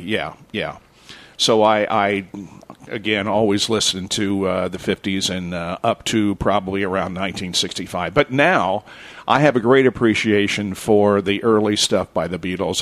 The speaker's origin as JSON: {"language": "English", "town": "Liberty", "region": "Indiana", "country": "United States", "tie": "born or raised there", "also_born_or_lived": "Richmond, Indiana", "said": "I was born in Richmond, Indiana, and I grew up in Liberty, which is 14 miles south of uh, Richmond on US 27"}